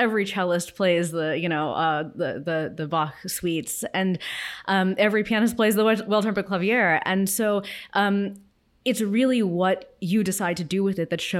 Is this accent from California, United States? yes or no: yes; Los Angeles, California, United States; I grew up in Los Angeles, where I still live, and I certainly had my parents and my grandparents, all of whom were immigrants, around me.